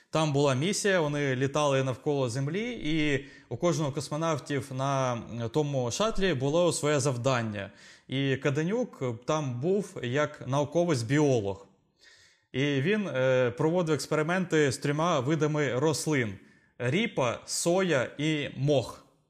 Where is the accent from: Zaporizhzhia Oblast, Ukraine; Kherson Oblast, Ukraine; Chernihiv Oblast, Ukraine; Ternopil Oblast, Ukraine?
Zaporizhzhia Oblast, Ukraine; Zaporizhzhia; ми обидва з України, ми українці, Запоріжжя